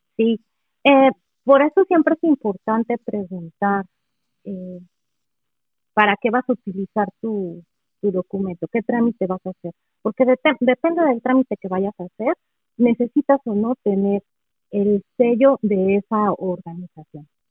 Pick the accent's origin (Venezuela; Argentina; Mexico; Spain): Mexico; Mexico City; first language Spanish; moved away as an adult; also born or lived in Toluca; now in Michigan, United States; Yo nací y crecí en la Ciudad de México y estuve ahí hasta los 28 años